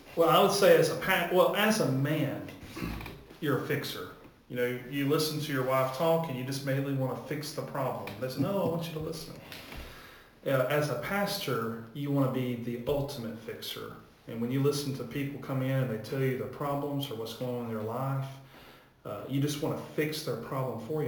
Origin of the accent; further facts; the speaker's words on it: Warrior, Alabama, United States; also born or lived in Texas; now in Wedowee, United States; I grew up in Alabama. I'm from Warrior, Alabama